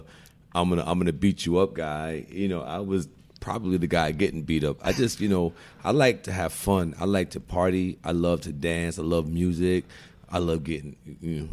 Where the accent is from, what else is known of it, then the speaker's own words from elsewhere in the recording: New York City, New York, United States; I'm born and raised in Brooklyn